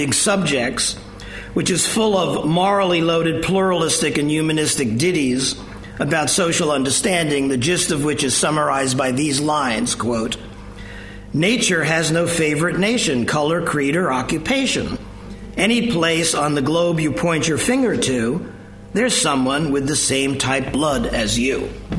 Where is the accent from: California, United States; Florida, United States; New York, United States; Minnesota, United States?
New York, United States; New York City; When I was a child growing up in New York City in the early days of television